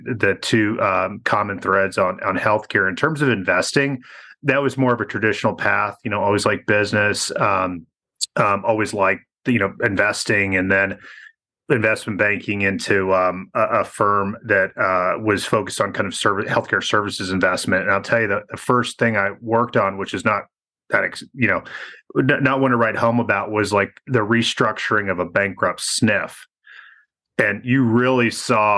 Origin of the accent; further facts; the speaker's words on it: Temple, Texas, United States; my hometown, Temple, Texas.